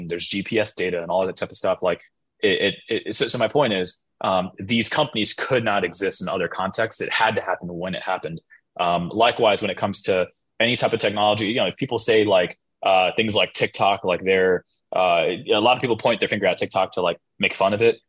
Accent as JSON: {"language": "English", "country": "United States", "said": "being an American is um, part of our tribe is being multicultural"}